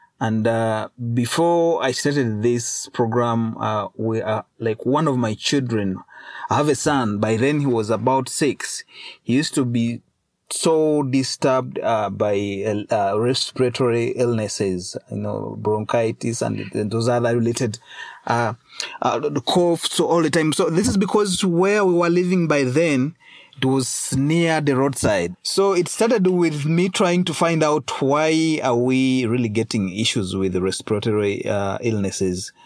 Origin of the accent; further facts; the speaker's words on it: Uganda; I was born in Museveni's regime